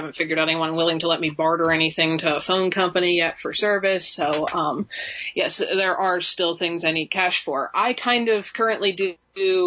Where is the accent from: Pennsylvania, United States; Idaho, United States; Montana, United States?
Pennsylvania, United States; South Central; moved away as an adult; now in Wyoming, United States; I grew up in Pennsylvania as well, in kind of South Central PA